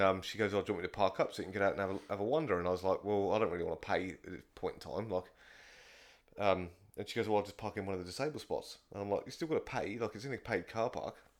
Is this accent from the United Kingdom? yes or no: yes; England, United Kingdom; moved away; I'm from England